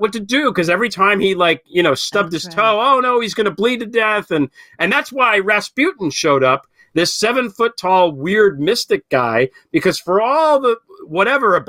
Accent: United States; as an American and as a creative person

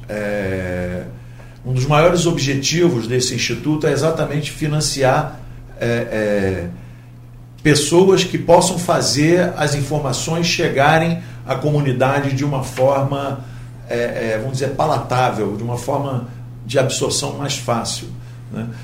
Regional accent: Niterói, Rio de Janeiro, Brazil; moved away as an adult; now in Campos dos Goytacazes, Brazil; Eu venho de Niterói. Eu sou niteroense, mas agora eu sou híbrido, metade. Aliás, já tenho mais da metade vivido em Campos.

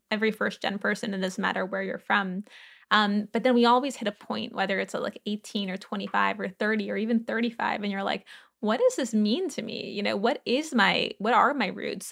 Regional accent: New Orleans, Louisiana, United States; I grew up in New Orleans

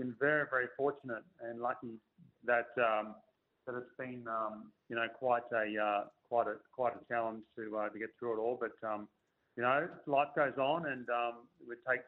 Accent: Australia; moved away as an adult; now in Texas, United States; proud to be Australian golfers representing Australia overseas

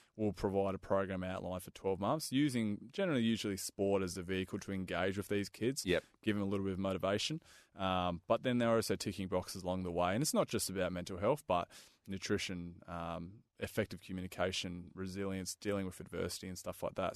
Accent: Perth, Western Australia, Australia; I grew up in Balga, so my yep. uh, family immigrated from Hungary

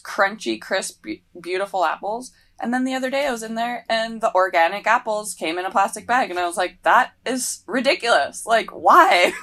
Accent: Maui, Hawaii, United States; also born or lived in Victoria, British Columbia, Canada; I grew up on the island of Maui. Um, I was born in Victoria, B C, and moved to Maui when I was about nine

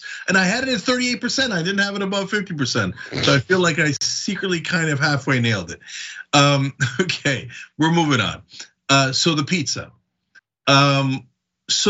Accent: New Jersey, United States; now in Los Angeles, United States; when I was growing up in New Jersey

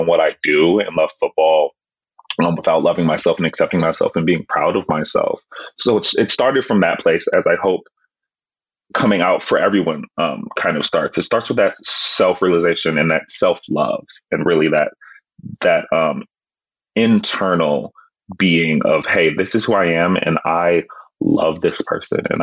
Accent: Texas, United States; growing up in Texas

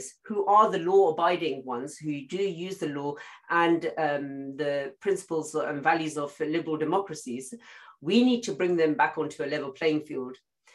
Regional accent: United Kingdom; we're British Muslims, we don't have an issue living here

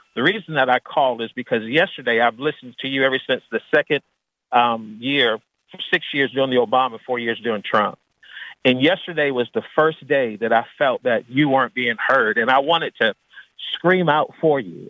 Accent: Washington, District of Columbia, United States; moved away; also born or lived in Arkansas; born and raised in Washington, D.C., where it was mostly African American

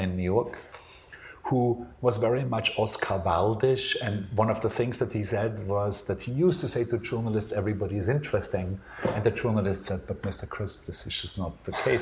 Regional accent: Austria; I grew up in Austria, I went to art school in Austria

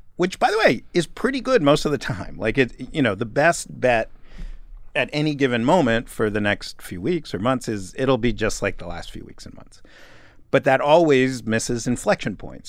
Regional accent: New York, United States; moved away as an adult; also born or lived in Los Angeles; as a kid growing up in New York

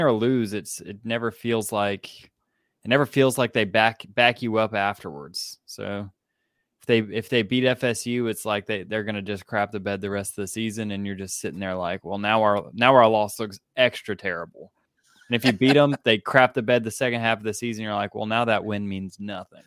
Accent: Atlanta, Georgia, United States; I grew up in Atlanta

